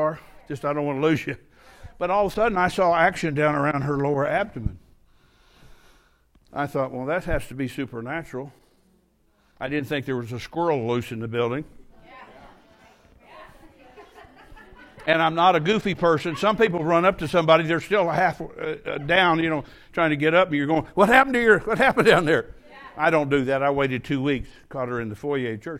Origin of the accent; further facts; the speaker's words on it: United States; I'm an American